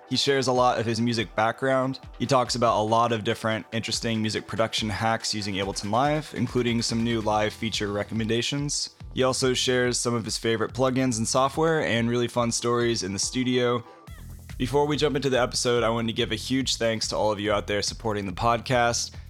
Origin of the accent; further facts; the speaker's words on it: Ohio, United States; now in Indianapolis, United States; I grew up in Ohio, and I'm in Indianapolis now